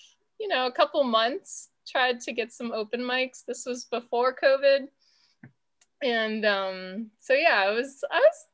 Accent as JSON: {"language": "English", "town": "Woodstock", "region": "Virginia", "country": "United States", "tie": "born or raised there", "said": "I grew up in Woodstock on a farm, so all the cows and chickens and horses that you could have."}